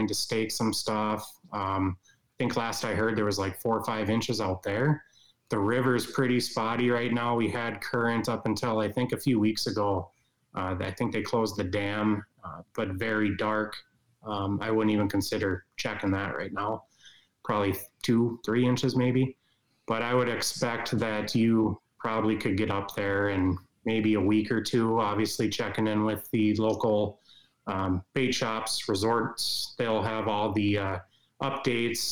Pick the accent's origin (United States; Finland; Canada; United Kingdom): United States; Baudette, Minnesota; moved away as an adult; now in Bemidji, United States; I grew up on Lake of the Woods, a million acre body of water